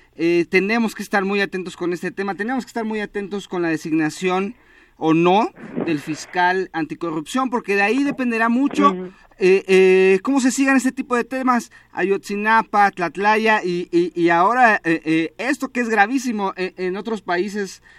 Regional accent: Mexico; nosotros como ciudadanos mexicanos

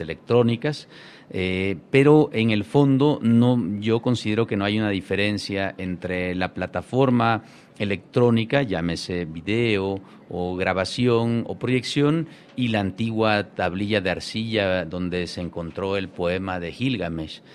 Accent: Chiapas, Mexico; Yo nací y crecí allí

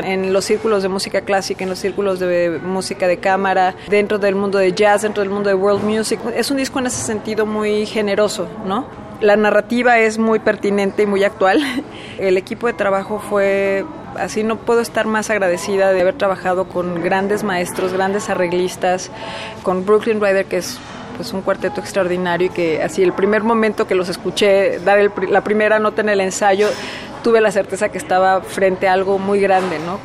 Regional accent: Mexico; moved away

